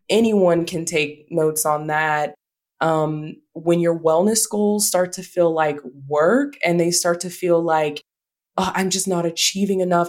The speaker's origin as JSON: {"language": "English", "region": "the South", "country": "United States", "said": "we're from the South"}